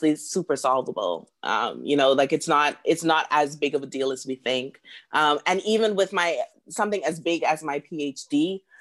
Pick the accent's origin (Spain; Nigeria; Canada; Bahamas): Bahamas; Freeport, Grand Bahama; moved away as an adult; also born or lived in Nassau, Bahamas; now in Beijing, China; I have family, you know, from my hometown of Freeport